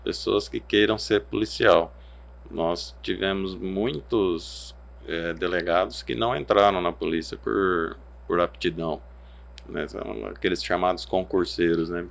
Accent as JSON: {"language": "Portuguese", "town": "Araçatuba", "region": "São Paulo", "country": "Brazil", "tie": "born or raised there", "moved": "as an adult", "lives_now": "Cuiabá, Brazil"}